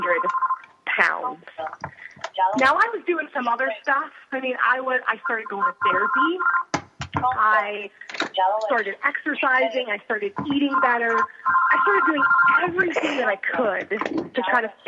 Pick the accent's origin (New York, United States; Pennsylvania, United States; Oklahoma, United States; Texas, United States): Pennsylvania, United States; moved away; I'm originally from Pennsylvania.